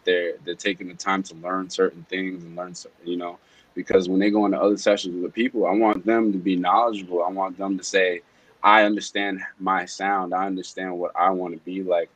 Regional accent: New York City, New York, United States; I'm from the Rockaways myself, you know, born and raised out there for most of my time period

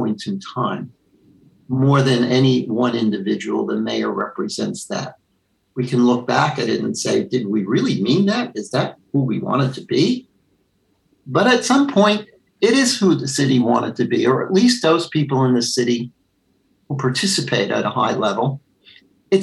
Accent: New York City, New York, United States; also born or lived in Queens / Manhattan; I grew up in Brooklyn.

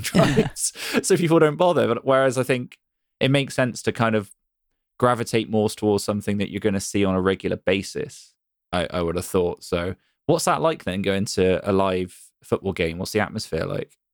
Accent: Bristol, South West England, United Kingdom; my hometown's Bristol

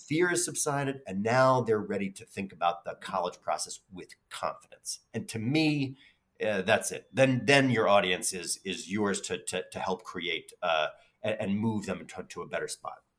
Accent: New York City, New York, United States; I grew up in the Bronx

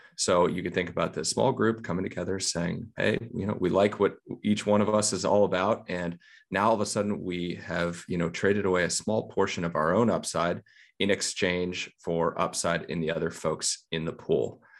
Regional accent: United States

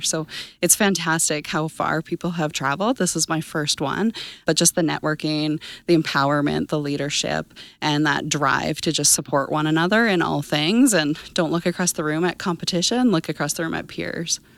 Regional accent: Brooks, Alberta, Canada; now in Arrowwood, Canada; I'm originally from Brooks, Alberta. Grew up on a family farm there

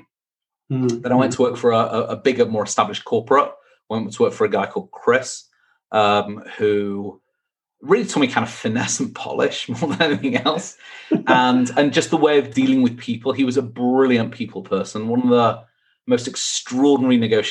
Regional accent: Manchester, North West England, United Kingdom; moved away as an adult; born and bred in Manchester

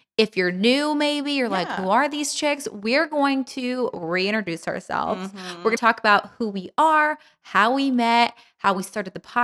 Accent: Los Angeles, California, United States; I am born and raised in Los Angeles, but actually I was raised in like the Valley.

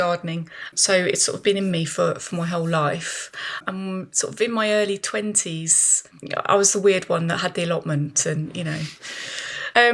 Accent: Birmingham, West Midlands, United Kingdom; I grew up in Birmingham. I grew up in a very sort of suburban area

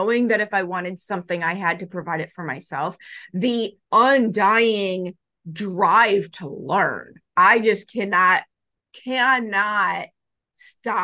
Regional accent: Chicago, Illinois, United States; I grew up in Chicago

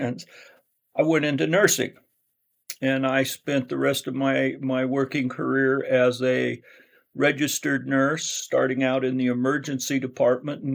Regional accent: Rathdrum, Idaho, United States; also born or lived in Boise, Idaho; I was born in southern Idaho in the Boise area. And my father worked for the Idaho State Police, and he was transferred to up to the Coeur d'Alene area, which is just Rathdrum, just about 15 miles outside of Coeur d'Alene. And so that brought us up here, and we came up in 1959, and I've been in North Idaho the rest of my life

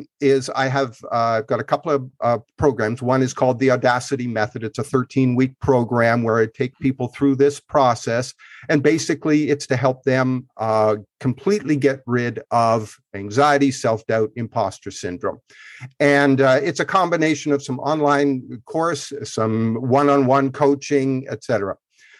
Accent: Canada; I grew up in Canada, in rural Canada

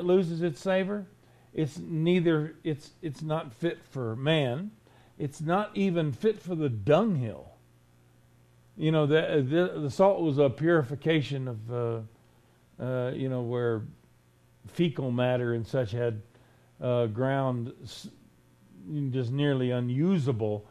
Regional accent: Florida, United States; I was raised in Florida

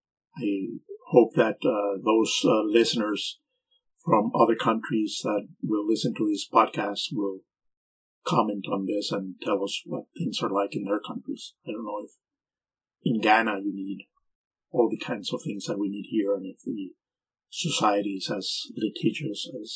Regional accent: Venezuela; English is a second language; moved away as an adult; I'm originally from Venezuela

